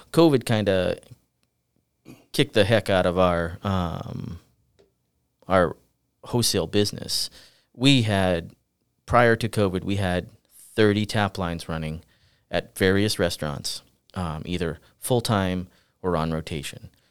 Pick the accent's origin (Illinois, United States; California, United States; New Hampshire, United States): New Hampshire, United States; the Seacoast; I'm from the Seacoast, uh, originally.